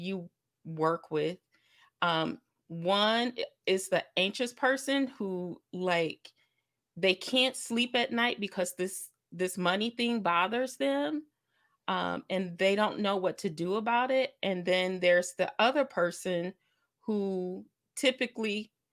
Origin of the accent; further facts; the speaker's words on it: Lake Michigan, United States; now in Kalamazoo, Michigan, United States; I grew up on Lake Michigan. It was like 10 minutes from my house